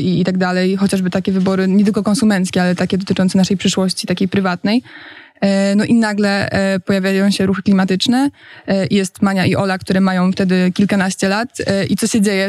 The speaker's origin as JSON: {"language": "Polish", "town": "Poznań", "region": "Greater Poland", "country": "Poland", "moved": "yes", "lives_now": "Warsaw, Poland"}